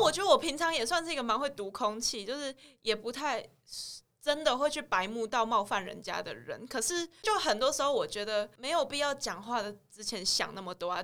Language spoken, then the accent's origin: Chinese; Taiwan; 我如果是我一个台湾人去工作